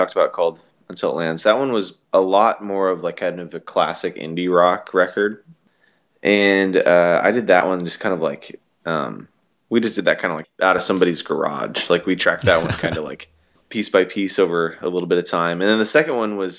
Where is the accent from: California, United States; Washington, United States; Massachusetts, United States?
Washington, United States; I'm from Washington State